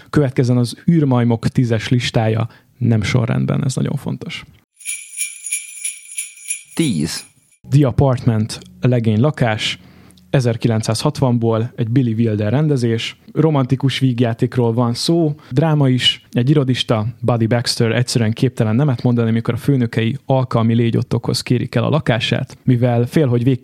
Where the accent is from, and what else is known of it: Budapest, Hungary